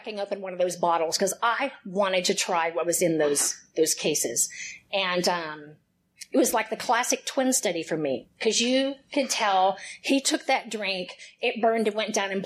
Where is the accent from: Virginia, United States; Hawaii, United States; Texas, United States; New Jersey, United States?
Texas, United States; Houston; accent: twang; I am born and raised in Houston, Texas